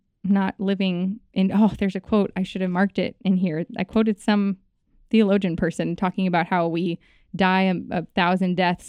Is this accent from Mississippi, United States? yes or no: no; New York, United States; also born or lived in Los Angeles; So I was born in Los Angeles. She got the call that she was going to be on Saturday Night Live. Mm-hmm. We flew to New York, lived in New York, and I grew up there